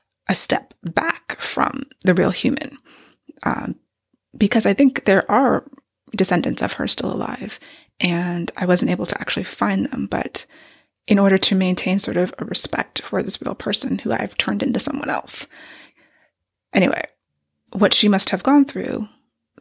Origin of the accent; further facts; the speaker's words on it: Maryland, United States; I grew up in Maryland since I was 9 years old.